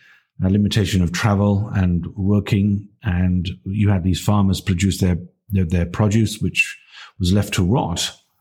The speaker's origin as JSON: {"language": "English", "town": "Barry", "region": "Wales", "country": "United Kingdom", "tie": "born or raised there", "said": "I grew up in Barry."}